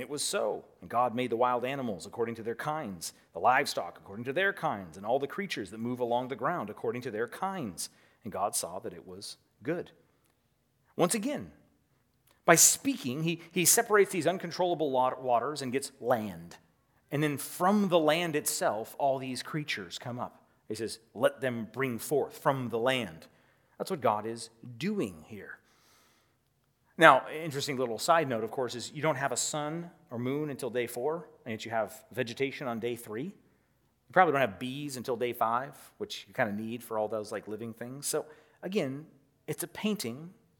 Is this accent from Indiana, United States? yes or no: no; California, United States; See, I grew up in the Redwoods. And so for me, I grew up hiking in the Redwoods.